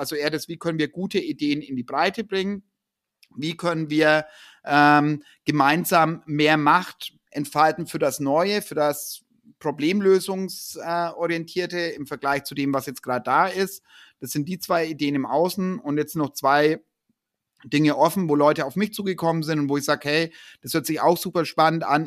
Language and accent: German; Ansbach, Bavaria, Germany; in Ansbach, wo ich herkomme